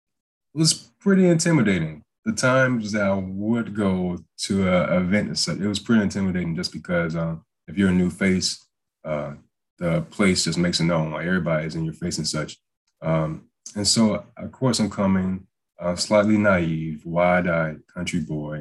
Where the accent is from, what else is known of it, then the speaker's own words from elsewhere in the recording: Waynesboro, Georgia, United States; moved away as an adult; also born or lived in Valdosta, Georgia; I'm from Waynesboro, Georgia, very, very, very small town